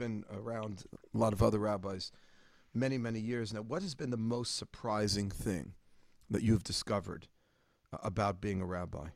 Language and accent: English; New York, United States; I'm from New York